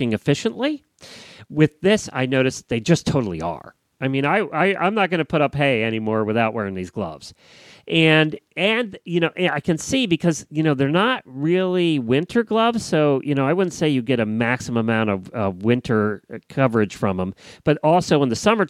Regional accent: Florida, United States; I'm from Florida

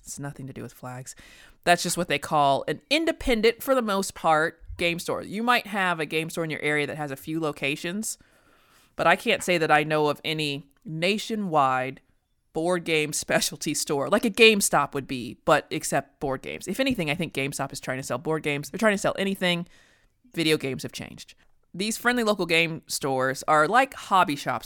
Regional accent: United States; as an American

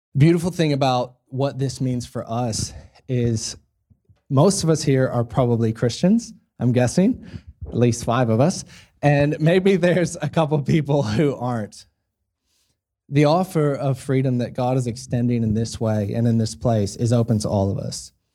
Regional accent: United States; now in Australia; I'm an American, um, so born in the States, raised in the States

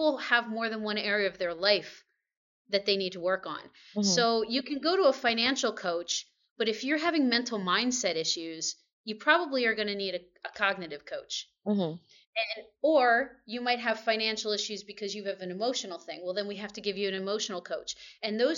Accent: Allentown, Pennsylvania, United States; moved away as an adult; also born or lived in New York / Maryland / Seoul, South Korea; now in Shanghai, China; I'm originally from Pennsylvania, mm-hmm. so I'm in Allentown

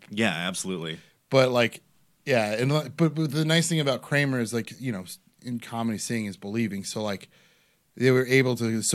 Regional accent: Cleveland, Ohio, United States; I grew up in West Park, so Cleveland, born

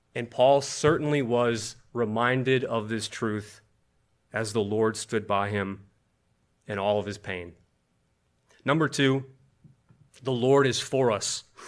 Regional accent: Buffalo, New York, United States; now in Washington, D.C., United States; I grew up in Buffalo, New York

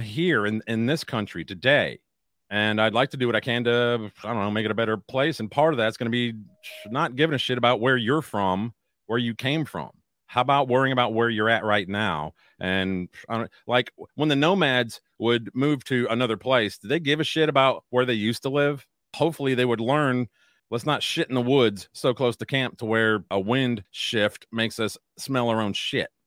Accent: United States; I'm an American first

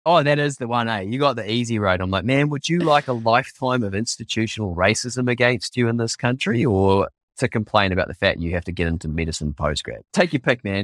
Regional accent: New Zealand; as a Māori

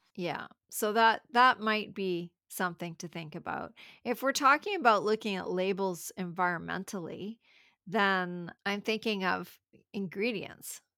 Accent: Canada; I'm from Canada

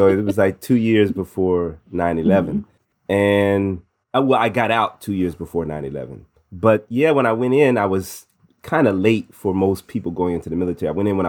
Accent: Midwest, United States; also born or lived in New Jersey / Missouri / Illinois / Indiana; Born in New Jersey, but raised in the Midwest between Missouri, Illinois, and Indiana.

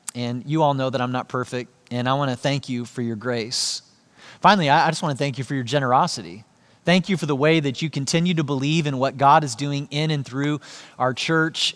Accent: Joplin, Missouri, United States; Joplin, Missouri, which is where I grew up.

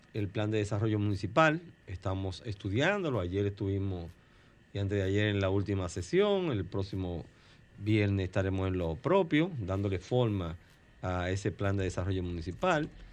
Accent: Boca Chica, Distrito Nacional, Dominican Republic; yo soy del campo, yo soy un campesino de Boca Chica

